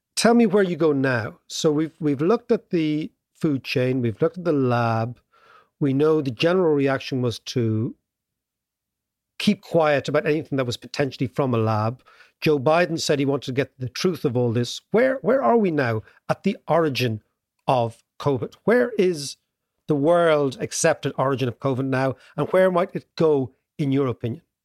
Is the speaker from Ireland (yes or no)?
yes; Ireland; as an Irish kid at the time, young kid